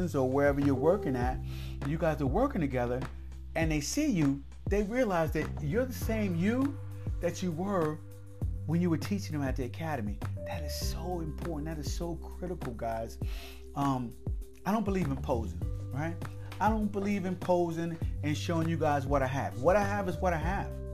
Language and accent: English; Rahway, New Jersey, United States; I was from Rahway